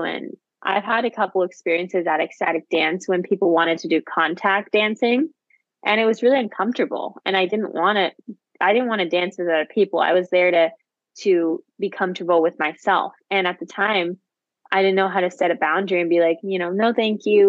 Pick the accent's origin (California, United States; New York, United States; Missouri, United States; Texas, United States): California, United States; Santa Barbara; moved away; I was born in Santa Barbara